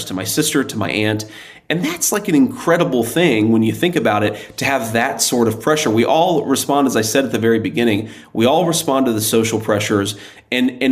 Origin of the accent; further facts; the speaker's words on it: Middletown, Ohio, United States; I'm from Middletown, Ohio